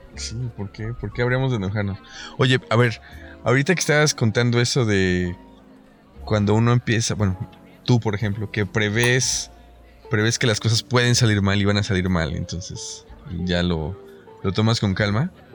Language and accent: Spanish; Mexico; estamos en México